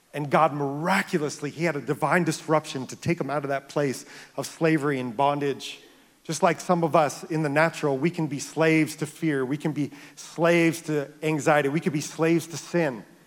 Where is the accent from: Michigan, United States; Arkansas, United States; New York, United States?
New York, United States; near the Bronx; I grew up near the Bronx